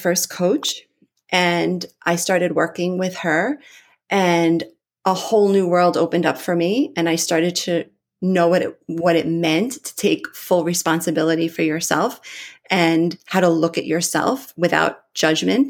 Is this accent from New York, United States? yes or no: yes; Long Island, New York, United States; also born or lived in Nevada; I grew up here in New York.